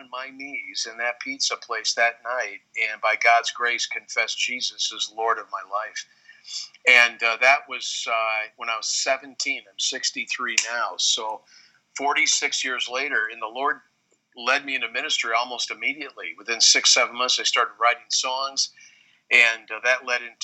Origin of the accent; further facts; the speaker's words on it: Wheaton, Illinois, United States; I grew up in Wheaton, Illinois, the holy city, the Vatican II